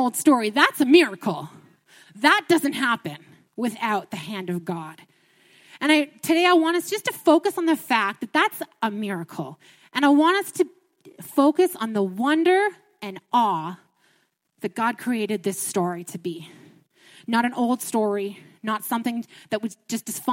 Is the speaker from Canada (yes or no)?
yes; Ottawa, Ontario, Canada; moved away as an adult; also born or lived in Niagara Falls, Canada; now in Alberta, Canada; I'm from Ontario, and I've been in Alberta here for about 3 months, and we're from Ottawa